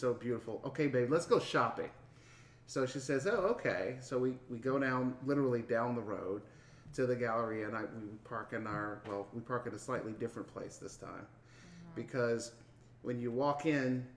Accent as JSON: {"language": "English", "town": "Houston", "region": "Texas", "country": "United States", "said": "I'm from Houston"}